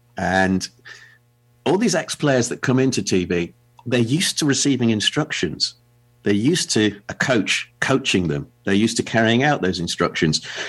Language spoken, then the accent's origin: English; England, United Kingdom; as an Englishman